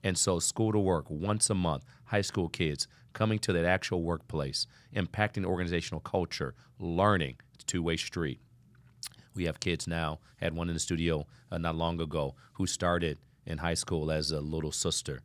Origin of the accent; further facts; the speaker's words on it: Toledo, Ohio, United States; now in South Florida, United States; I grew up in Ohio as well, Toledo, Ohio